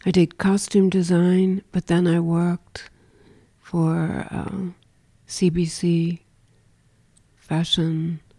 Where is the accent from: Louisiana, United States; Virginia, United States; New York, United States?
New York, United States; now in Paris, France; Um, I say I'm from New York. I didn't grow up there, actually.